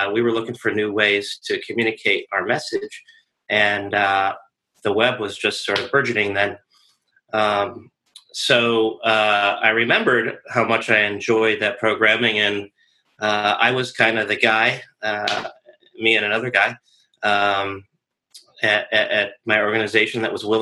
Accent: Rochester, New York, United States; moved away as an adult; now in Annandale, Virginia, United States; I am originally from Western New York, Rochester, New York, and I came to DC about 20 years ago

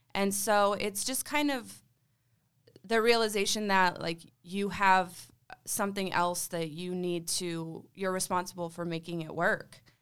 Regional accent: Gilbert, Arizona, United States; growing up in Gilbert

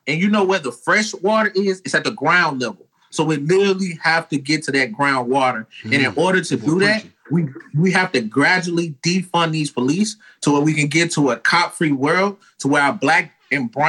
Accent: Nashville, Tennessee, United States; I'm from Nashville. I'm an old country boy.

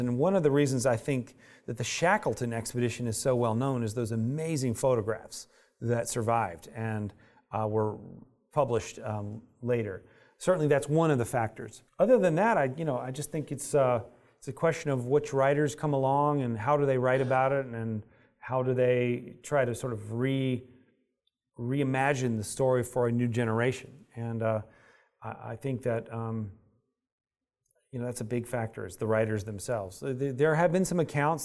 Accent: United States; I'm an American

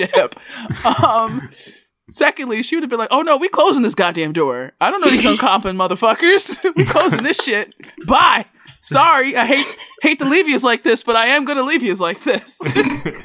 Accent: United States; being an American

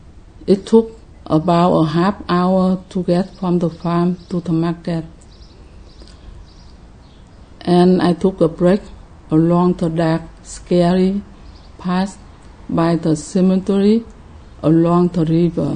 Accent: Ho Chi Minh City, Vietnam; I was born in Saigon, South Vietnam, in 1951

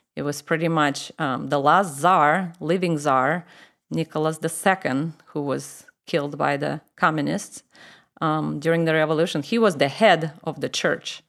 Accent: Moscow, Russia; accent: Russian; English is a second language; moved away as an adult; I grew up in Moscow, which is the capital of Russia.

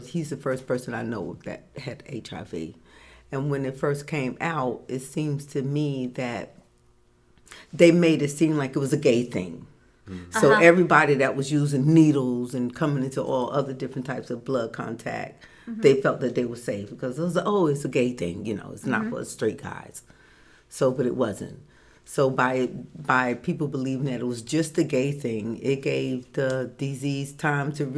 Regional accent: Newark, New Jersey, United States; I grew up in Newark, New Jersey

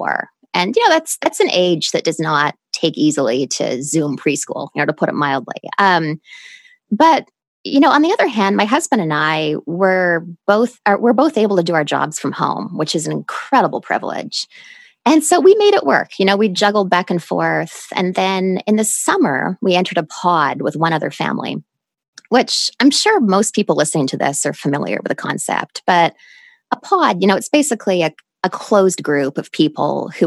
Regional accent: Canada; moved away as an adult; also born or lived in United States; now in New York City, United States; I lived in Canada till I was 22

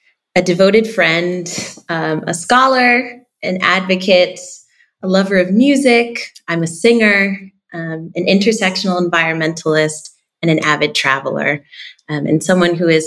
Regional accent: Albany, New York, United States; So I'm originally from upstate New York. I'm from Albany, from the south end of Albany, actually

